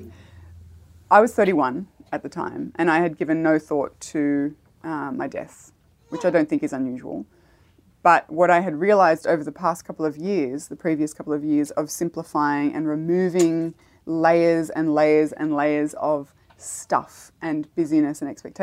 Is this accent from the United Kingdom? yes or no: no; Australia; as an Australian